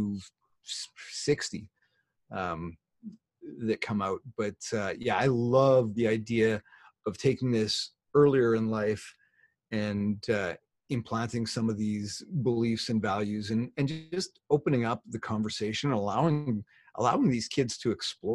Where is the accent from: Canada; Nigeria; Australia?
Canada; I'm Canadian